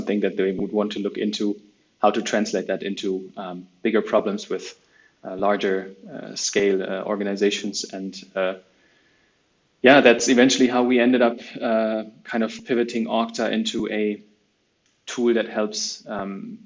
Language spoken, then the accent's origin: English; Cologne, North Rhine-Westphalia, Germany; I'm originally from Germany, from Cologne.